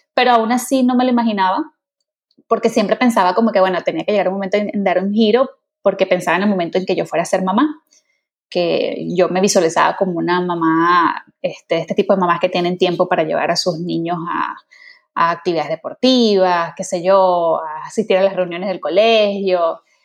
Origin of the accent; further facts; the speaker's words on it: Venezuela; also born or lived in England; yo soy venezolana